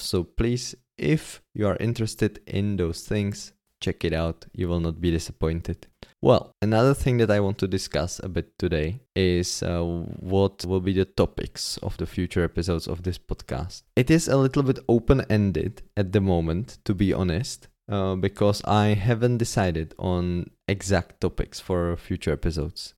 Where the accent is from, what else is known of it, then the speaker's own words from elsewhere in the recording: Czechia; English is a second language; Most of my teaching was done in my hometown, not in Prague